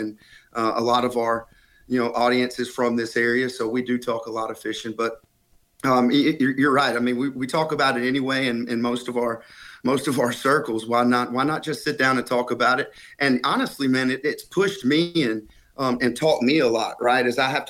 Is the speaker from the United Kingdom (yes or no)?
no; Alabama, United States; moved away; When I moved from Alabama, but right. it didn't take long for it to feel like home. I come from really rural Alabama, so full of rednecks, yeah.